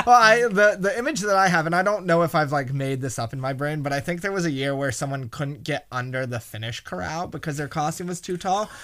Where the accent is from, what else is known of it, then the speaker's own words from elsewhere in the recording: New York City, New York, United States; I grew up in Battery Park City, which is, like, the most neighborhoody area of all of Manhattan